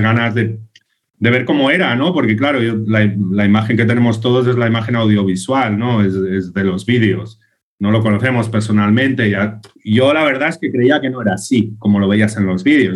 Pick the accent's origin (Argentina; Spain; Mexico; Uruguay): Spain; Sants, Catalonia; imagínate de estar aquí en mi pueblo, en Sans